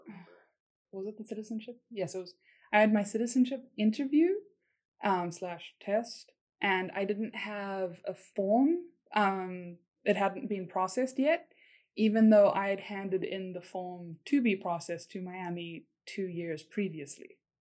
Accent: South Africa; moved away as an adult; also born or lived in Korea; now in United States; I'm from South Africa

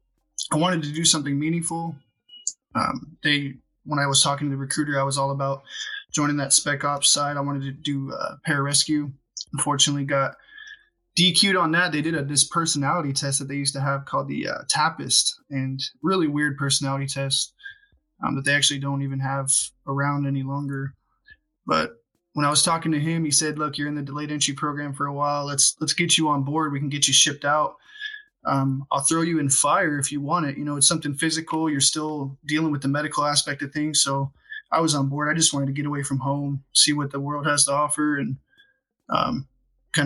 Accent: Southern California, United States; I grew up in Southern California

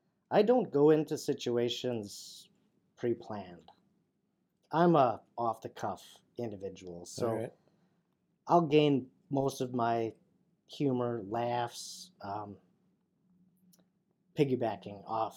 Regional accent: Wisconsin, United States; North of Green Bay, yeah.

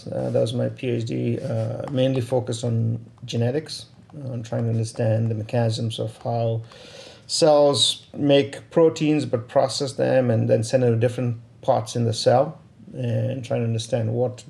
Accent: Pittsburgh, Pennsylvania, United States; So if someone's asked me where you're from, I say I'm from Pittsburgh, Pennsylvania.

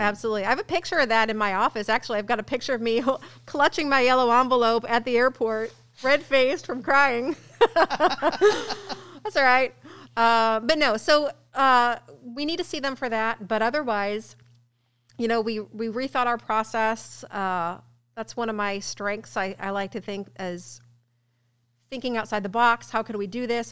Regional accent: Ballwin, Missouri, United States; moved away as an adult; now in Illinois, United States; I'm from Baldwin, West

